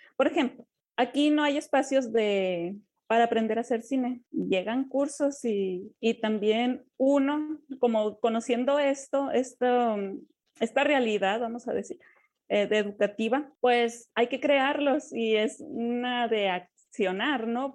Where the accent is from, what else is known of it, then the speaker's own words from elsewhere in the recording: Yoreme people, Yoreme territory, Mexico; como pueblo Lloreme, pues nos conocíamos y pues convivimos, vamos y venimos de pueblos en pueblos